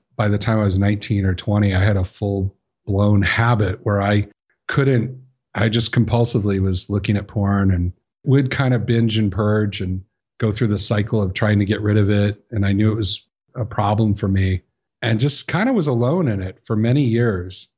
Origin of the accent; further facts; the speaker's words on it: Chicago, Illinois, United States; I grew up in Chicago